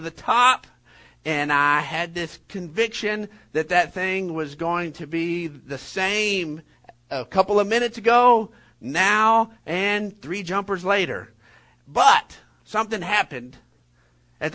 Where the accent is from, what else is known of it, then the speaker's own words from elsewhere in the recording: Odessa, Texas, United States; Whenever I was graduating from Permian almost decades ago